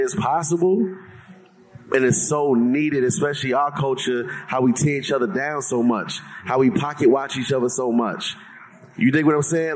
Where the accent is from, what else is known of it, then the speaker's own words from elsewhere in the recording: New York, United States; I'm from New York.